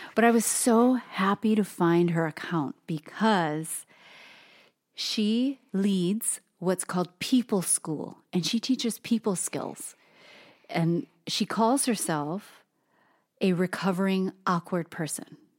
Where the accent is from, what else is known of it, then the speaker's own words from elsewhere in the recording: Hawaii, United States; Japanese, Filipino, even some Chinese, born and raised in Hawaii